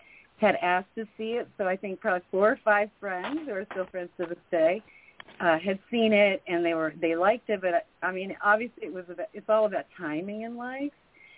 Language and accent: English; Puerto Rico; born there; also born or lived in Belgium; Yes, I was born in Puerto Rico in a military family. So I've lived, Europe and the U.S. probably half and half.